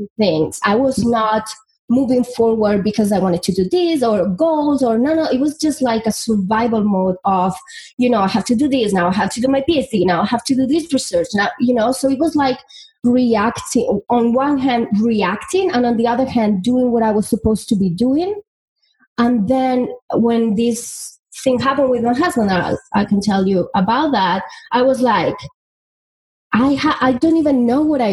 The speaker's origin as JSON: {"language": "English", "country": "Spain", "tie": "born or raised there", "moved": "yes", "said": "I'm from Spain, and, you know, I come from a very little town"}